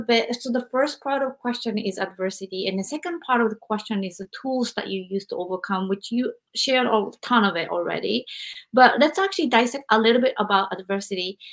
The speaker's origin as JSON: {"language": "English", "country": "Japan", "said": "I'm from Japan"}